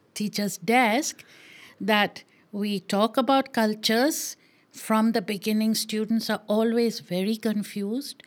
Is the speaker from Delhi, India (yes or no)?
no; Maharashtra, India; I am Maharashtrian